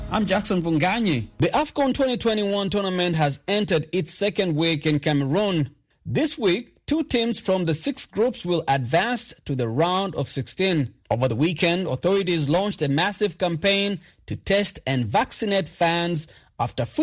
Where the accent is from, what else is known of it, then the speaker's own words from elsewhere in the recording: Kampala, Central Region, Uganda; Uh, I stay in Wafu. Uh, I'm from Kampala, Uganda.